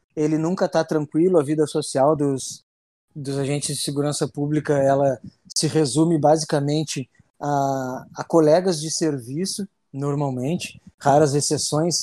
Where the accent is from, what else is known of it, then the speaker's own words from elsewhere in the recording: Rio Grande, Rio Grande do Sul, Brazil; consegui vir, vir para minha cidade natal trabalhar